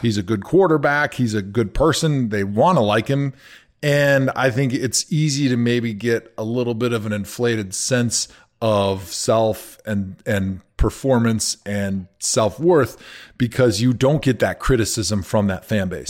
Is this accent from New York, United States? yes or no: no; Wisconsin, United States; I grew up in Wisconsin